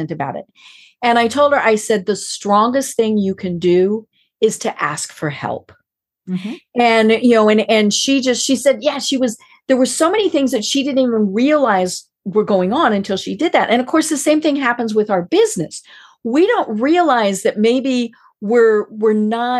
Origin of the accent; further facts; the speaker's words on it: Colorado, United States; I'm from Colorado